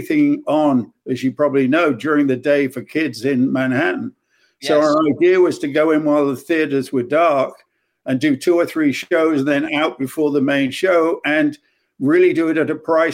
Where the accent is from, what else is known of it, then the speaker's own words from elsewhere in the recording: United Kingdom; accent: English; moved away as an adult; also born or lived in London; now in New York, United States; From the Midlands originally, and then, of course, London before I came here